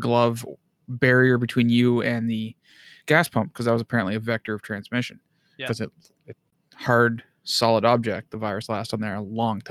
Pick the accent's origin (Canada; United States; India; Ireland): Canada; Bobcaygeon, Ontario; my hometown, Bob Cajun